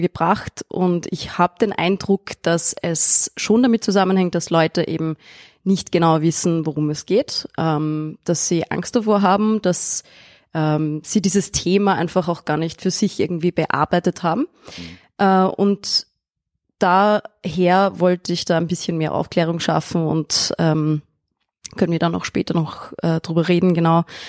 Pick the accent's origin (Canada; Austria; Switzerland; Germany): Austria; ich bin auf dem Land aufgewachsen, in Österreich und in einem kleinen Dorf